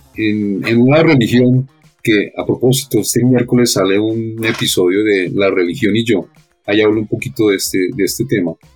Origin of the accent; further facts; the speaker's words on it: Bogotá, Colombia; toda mi vida he estado aquí en Bogotá, no he logrado todavía acostumbrarme al clima